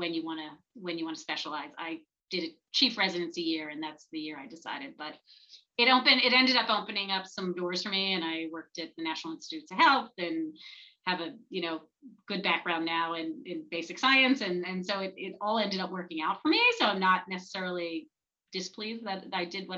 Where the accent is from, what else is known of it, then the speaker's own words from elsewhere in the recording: Flourtown, Pennsylvania, United States; I grew up in Flower Town